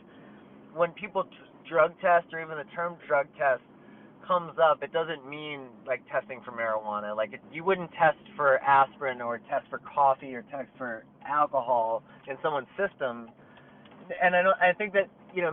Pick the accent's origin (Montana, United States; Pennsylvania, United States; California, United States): Pennsylvania, United States; Willow Grove; I'm in my hometown, like, Willow Grove, Pennsylvania